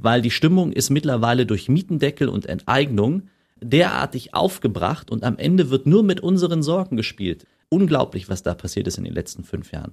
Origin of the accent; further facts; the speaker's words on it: Berlin, Germany; ich bin im Malzdorf aufgewachsen